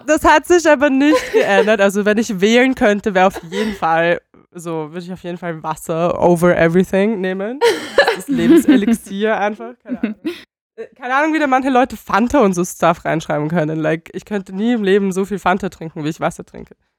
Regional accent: Bulgaria; moved away; ich komme aus Bulgarien

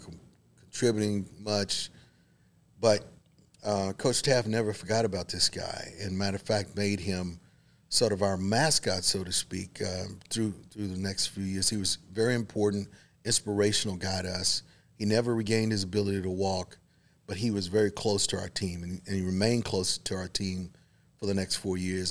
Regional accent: Waco, Texas, United States; I was born here in Waco, so okay. I was kind of always had a little bit of Baylor connection. I grew up literally four blocks from campus

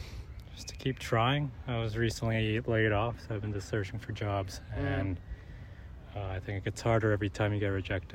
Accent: South Korea; now in New York, United States; I'm originally from South Korea

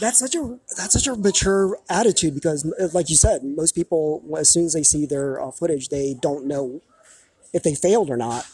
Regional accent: Taiwan; moved away; this is taiwan my home country

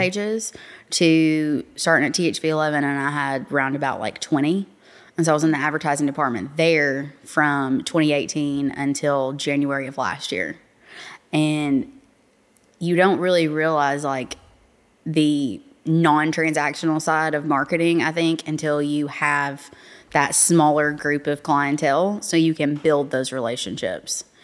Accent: North Little Rock, Arkansas, United States; I'm actually from North Little Rock

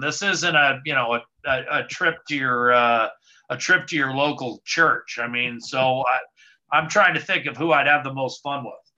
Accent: United States; I was born in the States

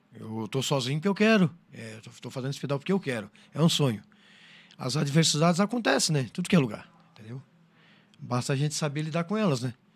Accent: Criciúma, Santa Catarina, Brazil; sou de Criciúma

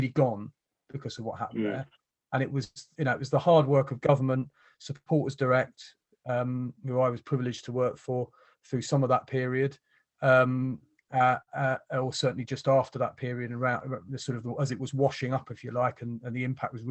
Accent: London, United Kingdom; moved away; I was born in Wimbledon, neither of us live where we're from anymore

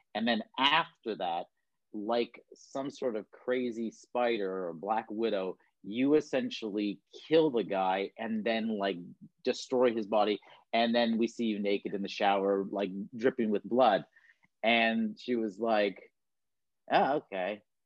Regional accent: Toronto, Ontario, Canada; moved away as an adult; now in Vancouver, Canada; I was born and raised in Toronto, Ontario

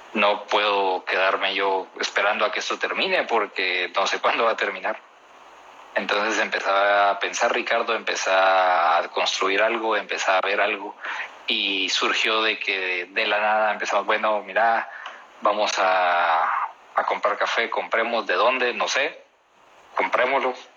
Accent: Guatemala; De Guatemala

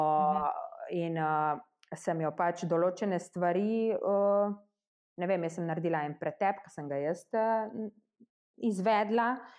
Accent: Slovenia; mi tukaj v Sloveniji

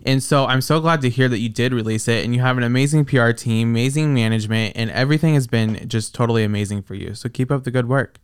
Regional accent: Iowa, United States; I'm from Iowa

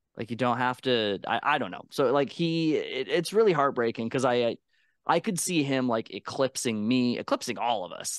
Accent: Canada; I'm Canadian

